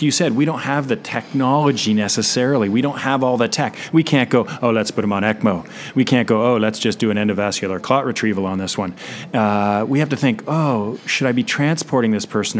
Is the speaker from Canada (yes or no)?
yes; Canada; accent: Canadian; I'm from Canada. I'll try to keep my outs and abouts to a minimum and the A's